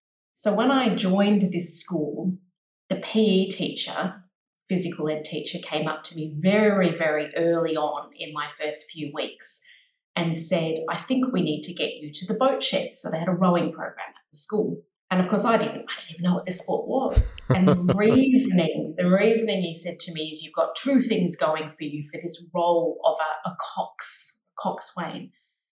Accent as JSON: {"language": "English", "country": "Australia", "tie": "born or raised there", "accent": "Australian", "said": "I grew up mostly in Australia, as you can probably tell by the accent, but also was fortunate enough to live overseas."}